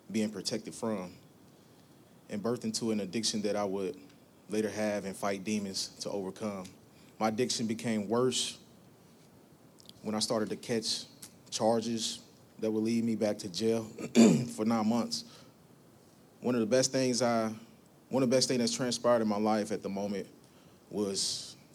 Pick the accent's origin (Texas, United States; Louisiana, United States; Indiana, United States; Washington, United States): Indiana, United States; Evansville; I'm from Evansville, Indiana. I'm born and raised. I grew up in a household of seven boys, one girl.